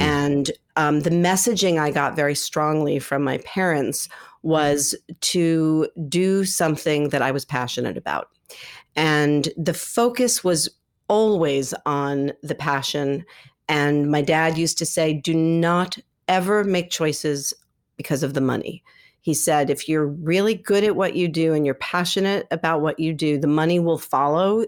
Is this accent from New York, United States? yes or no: yes; New York City, New York, United States; I grew up here in New York City and I ended up at NYU